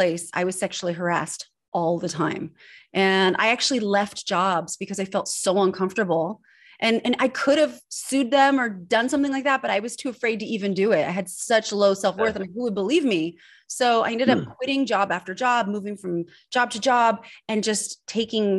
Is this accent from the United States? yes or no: yes; Northern California, United States; also born or lived in Switzerland; I was born in Switzerland and I grew up in Northern California